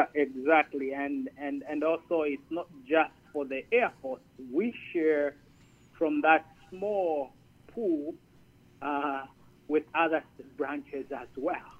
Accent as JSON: {"language": "English", "country": "Zambia", "tie": "born or raised there", "also_born_or_lived": "Gaylord, Michigan / Detroit, Michigan / Minot, North Dakota", "moved": "as an adult", "lives_now": "United States", "said": "I'm originally from Zambia"}